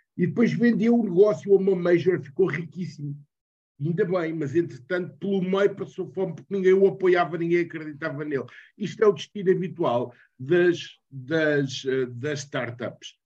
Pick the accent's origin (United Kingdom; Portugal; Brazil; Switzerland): Portugal; Almeirim, Santarém District; Sou de Almeirim